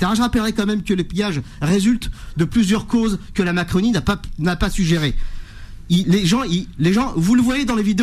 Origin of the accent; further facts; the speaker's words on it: France; chez moi, là où j'ai grandi, dans la cité des Trois Villes.